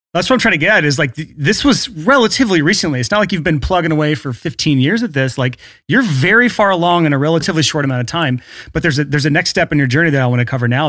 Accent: Alabama, United States; in the South here, like, I'm from Alabama.

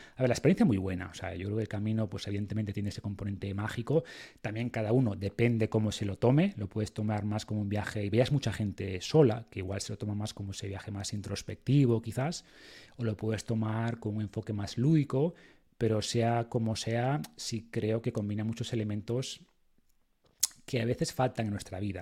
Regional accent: Spain; creemos en Dios porque nacimos en España

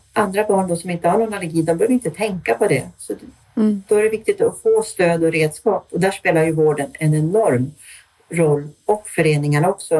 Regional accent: Stockholm, Stockholm County, Sweden; also born or lived in Austria; now in Örnsköldsvik, Sweden; Jag kommer ursprungligen från Stockholm men är nu boende sedan många år uppe i Örnsköldsvik

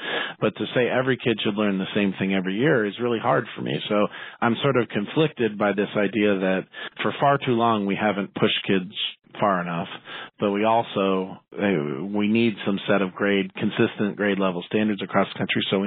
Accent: Salem, Oregon, United States; also born or lived in Baltimore, Maryland / Seattle, Washington; now in Portland, United States; I went to high school in Salem, Oregon, about 60 miles south of Portland. And I grew up actually in Baltimore, Maryland, and moved to Oregon when I was 10

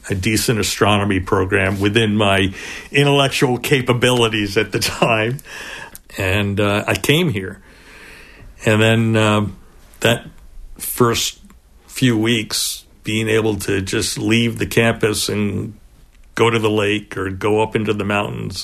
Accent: Pleasantville, New York, United States; moved away as an adult; now in Plattsburgh, United States; I grew up in Westchester uh, in a little town called Pleasantville.

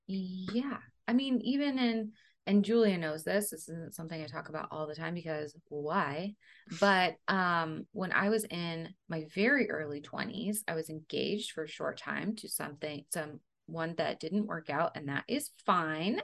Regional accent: Central Valley, California, United States; also born or lived in Colorado; we moved to the Central Valley when I was four and a half.

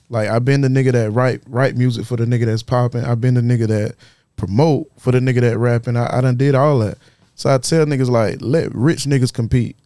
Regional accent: Florence, South Carolina, United States; I'm from Florence. I'm from Florence and Darlington

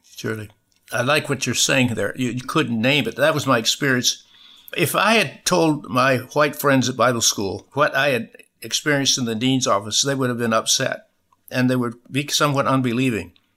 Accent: Michigan, United States; born or raised there

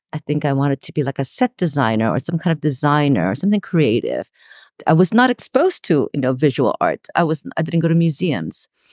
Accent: Los Angeles, California, United States; also born or lived in Gwangju, South Korea; I was born in Gwangju, South Korea, and I was eight when my family immigrated to Los Angeles. Uh, this is the late seventies, so I grew up in L A.

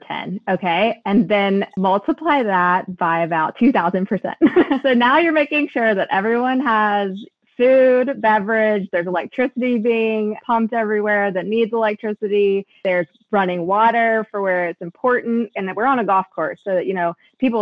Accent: Lexington, Kentucky, United States; I am from Lexington, Kentucky

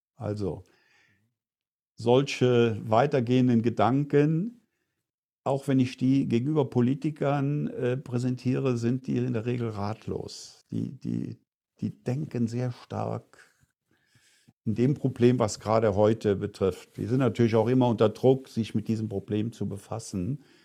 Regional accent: Eifel, Germany; moved away; meine Heimat in der Eifel

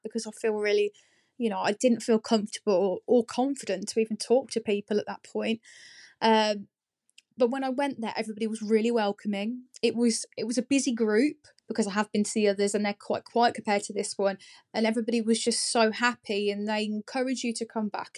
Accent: Northampton, East Midlands, United Kingdom; moved away as an adult; now in Market Harborough, United Kingdom; Originally, I am from Northampton. Um, I've been living here just over a year now

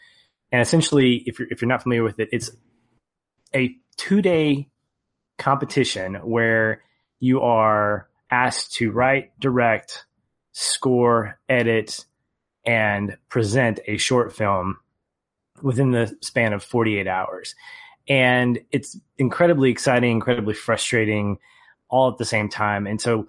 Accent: Little Rock, Arkansas, United States; I mean, I'm from Little Rock, Arkansas, so it's, yeah, whatever.

